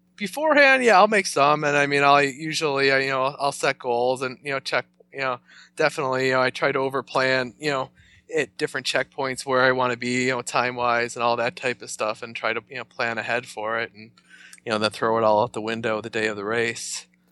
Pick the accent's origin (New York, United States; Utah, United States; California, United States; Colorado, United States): New York, United States; north of Buffalo; moved away as an adult; now in Rochester, United States; I came from just, uh, north of Buffalo. I came up here for college and kinda never left